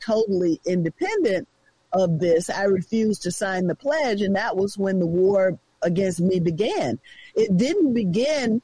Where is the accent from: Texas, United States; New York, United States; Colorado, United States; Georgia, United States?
Georgia, United States; my home state of Georgia, where I just arrived